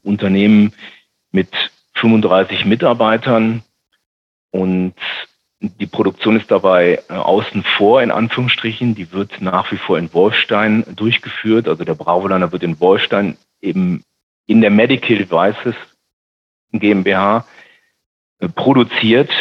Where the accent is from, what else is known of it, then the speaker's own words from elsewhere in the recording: Düsseldorf, North Rhine-Westphalia, Germany; ich bin ja gebürtiger Rheinländer